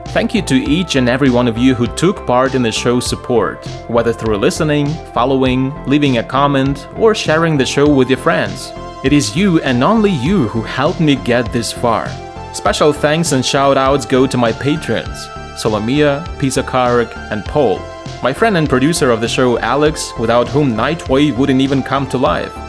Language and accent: English; Lviv, Lviv Oblast, Ukraine; here in Ukraine and my hometown Lviv